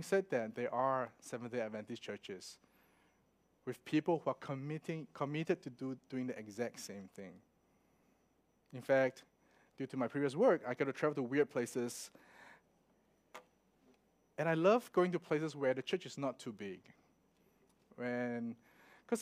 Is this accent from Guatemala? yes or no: no; Melbourne, Victoria, Australia; I'm from Melbourne